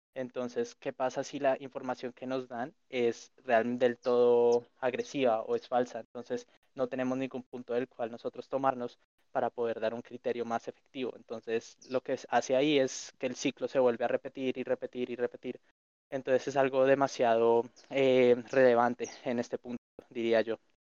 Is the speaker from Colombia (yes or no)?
yes; Colombia; nosotros como colombianos